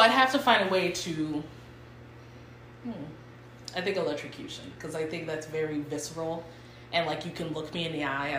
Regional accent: Cleveland, Ohio, United States; born there; I was born in Cleveland, Ohio.

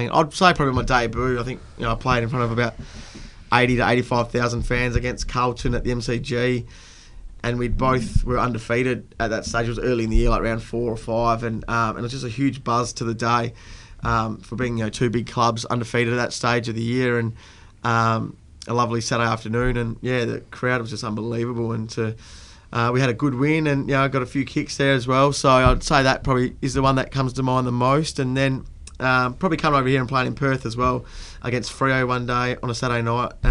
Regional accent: Italy; Uh, it was an advantage growing up in Italy, and you know I had Adam with me. He's another Italian

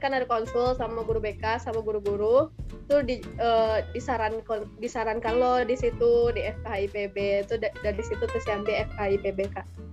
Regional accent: Batusangkar, West Sumatra, Indonesia; moved away as an adult; also born or lived in Bogor; SD dulu di, di SD Sabali Palimbing deket rumah tuh habis itu SMP-nya uh, eh, SMP 5 Batu Sangka

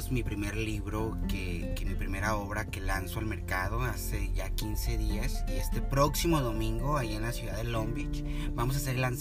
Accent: Apatzingán, Michoacán, Mexico; moved away as an adult; now in United States; pues prácticamente vengo de México, soy michoacano, de Apaxingán.

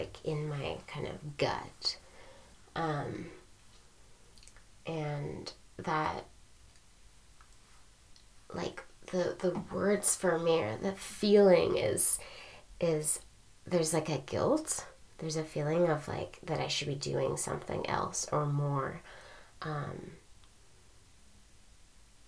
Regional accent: United States; being U.S. born and raised

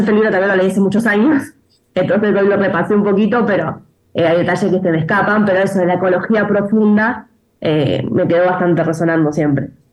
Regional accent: Argentina; also born or lived in Buenos Aires; en mi país eh, vivimos la peor sequía

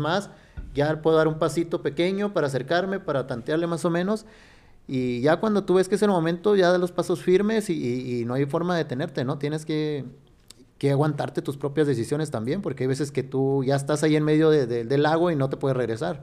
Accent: Sonora, Mexico; born or raised there; now in Fresnillo, Mexico

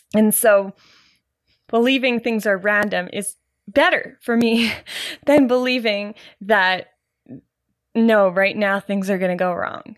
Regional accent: Canada; I'm Canadian, Gen

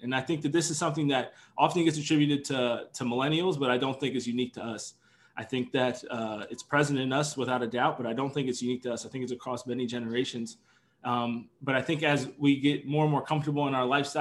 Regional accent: Harrisburg, Pennsylvania, United States; moved away as an adult; I was born and raised in Harrisburg, Pennsylvania

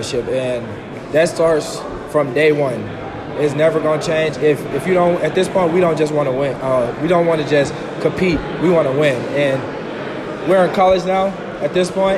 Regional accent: Colorado Springs, Colorado, United States; moved away as an adult; now in Kearney, United States; I come from Colorado Springs, Wyfield High School.

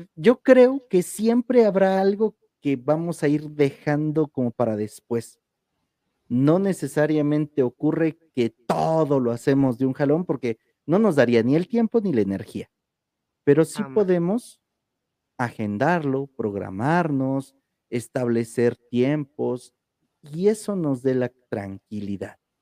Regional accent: Oaxaca, Mexico; mil ocho mil decimos aquí en Oaxaca

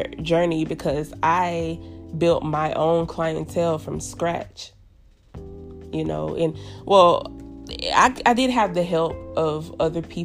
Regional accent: United States

